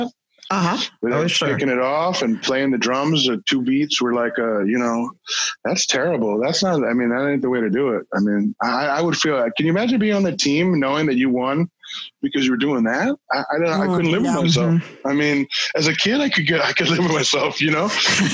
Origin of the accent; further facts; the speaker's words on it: New York, United States; also born or lived in Hollywood; growing up in New York